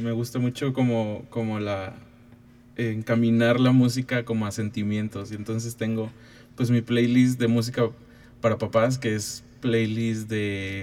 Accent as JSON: {"language": "Spanish", "town": "Ciudad Valles", "region": "San Luis Potosí", "country": "Mexico", "tie": "born or raised there", "moved": "as an adult", "lives_now": "San Luis Potosí, Mexico", "said": "yo nací en, Ciudad Valle, soy huasteco."}